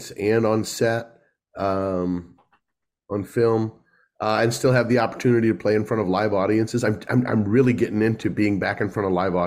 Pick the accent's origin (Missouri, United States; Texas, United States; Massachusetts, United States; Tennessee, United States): Missouri, United States; St. Louis; now in Los Angeles, United States; St. Louis, my hometown.